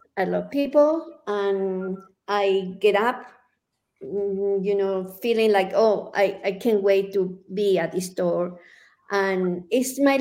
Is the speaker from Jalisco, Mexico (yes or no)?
yes; Guadalajara, Jalisco, Mexico; now in Santa Fe, United States; I come from Guadalajara, from Mexico.